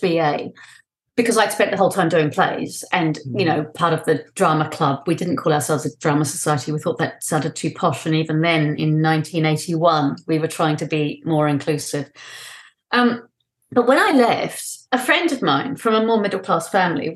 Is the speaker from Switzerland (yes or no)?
no; New Zealand; also born or lived in London; I was born in London. We moved back to my father's native New Zealand when I was 5 years